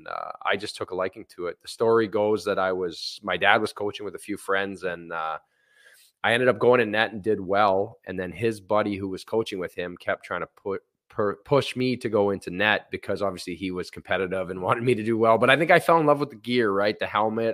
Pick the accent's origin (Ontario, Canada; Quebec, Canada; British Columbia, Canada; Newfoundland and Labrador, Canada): Ontario, Canada; Thunder Bay; I'm born and raised in Thunder Bay, Ontario